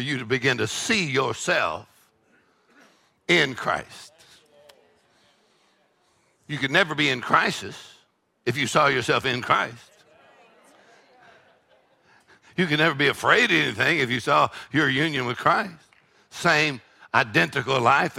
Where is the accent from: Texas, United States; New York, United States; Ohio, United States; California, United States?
Texas, United States; I'm from Texas. We eat jalapenos